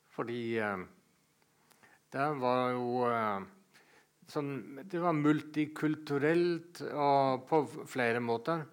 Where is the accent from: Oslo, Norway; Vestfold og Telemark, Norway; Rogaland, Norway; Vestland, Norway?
Vestfold og Telemark, Norway; Seljord; moved away; also born or lived in Bø / Denmark / Greenland; Men oppvokst i, i Seljord og oppdratt ja. som Jehovas vitne